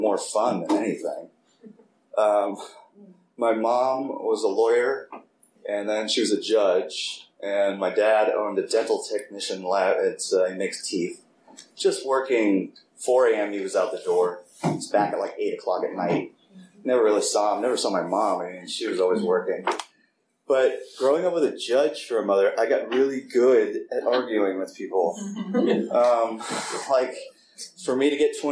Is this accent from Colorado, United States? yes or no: no; Piedmont, California, United States; I was born and raised in Oakland, more specifically Piedmont